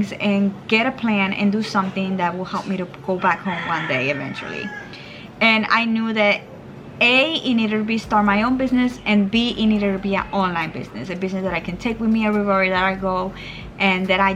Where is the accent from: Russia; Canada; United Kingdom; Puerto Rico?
Puerto Rico; moved away as an adult; also born or lived in Virginia; So I am from Puerto Rico and I am living in Puerto Rico again